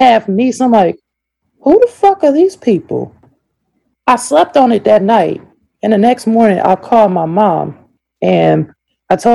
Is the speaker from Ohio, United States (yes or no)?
yes; Ohio, United States; moved away; also born or lived in Central Florida; originally I am from Ohio. So that's where I'm from, a small city in Ohio